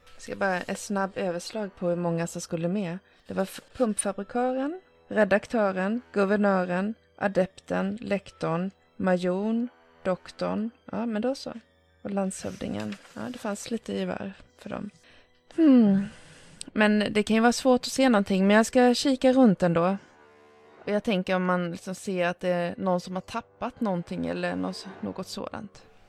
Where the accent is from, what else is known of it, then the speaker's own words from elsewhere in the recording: Örebro, Örebro County, Sweden; jag kommer också från Örebro